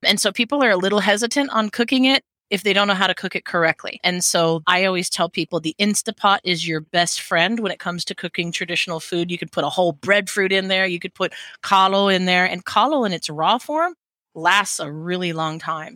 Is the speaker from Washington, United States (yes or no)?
yes; Seattle, Washington, United States; moved away as an adult; now in Hawaii, United States; growing up in Seattle in, in the 80s and 90s